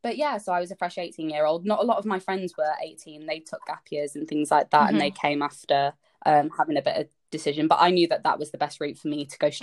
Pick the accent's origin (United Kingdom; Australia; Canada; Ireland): United Kingdom; Leeds, Yorkshire and the Humber; moved away as an adult; also born or lived in Winchester; I'm from Leeds